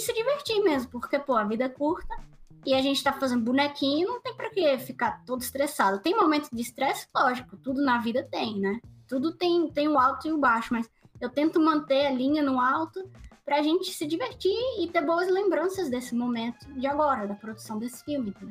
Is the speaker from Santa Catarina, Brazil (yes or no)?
no; Recife, Pernambuco, Brazil; moved away; Eu sou de Recife, Pernambuco